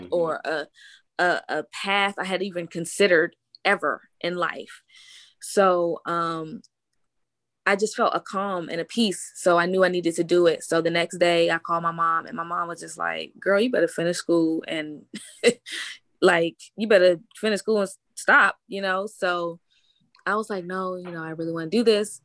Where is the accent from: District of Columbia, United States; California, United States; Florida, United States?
District of Columbia, United States; Washington; I'm from Washington, D.C.